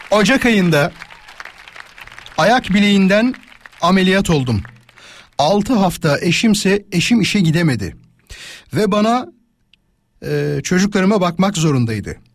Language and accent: Turkish; Rize Province, Turkey; now in Bursa, Turkey; Rizeliyim ben.